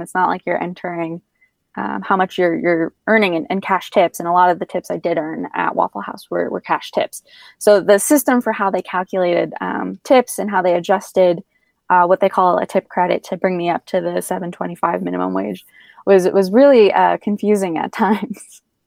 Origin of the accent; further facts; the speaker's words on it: Northeast, United States; also born or lived in Middle East / Washington, District of Columbia, United States; now in Asheville, United States; being from the Northeast originally